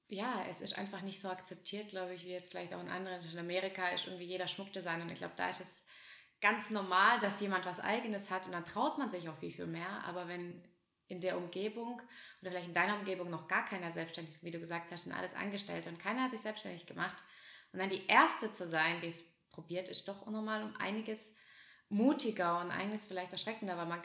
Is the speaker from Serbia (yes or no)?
no; Russia; now in Germany; Wir sind ja aus Russland hergekommen